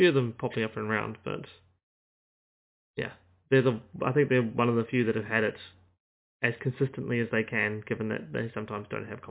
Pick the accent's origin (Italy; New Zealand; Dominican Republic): New Zealand; Auckland; I'm born and bred in Auckland